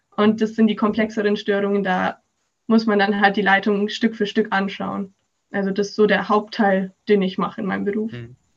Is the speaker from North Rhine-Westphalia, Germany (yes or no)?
no; Augsburg, Bavaria, Germany; Ich komme aus Augsburg